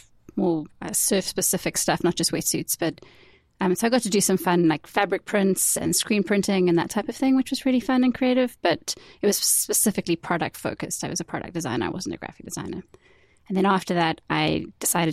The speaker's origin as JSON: {"language": "English", "country": "South Africa", "also_born_or_lived": "Georgia, United States", "moved": "yes", "said": "I was living in Georgia, and I was away from home, and holding on to my identity as South African"}